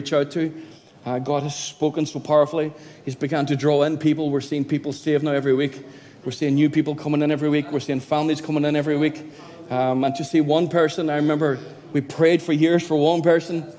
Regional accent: County Donegal, Ireland; moved away as an adult; now in Derry, United Kingdom; Born and bred in Donegal, a little country area

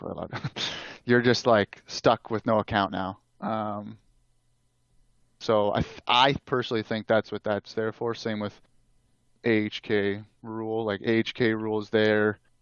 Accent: Canada; I'm Canadian

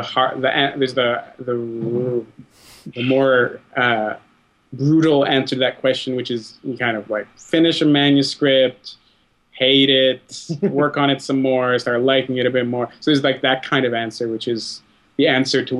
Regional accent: Ottawa, Ontario, Canada; I grew up in Ottawa

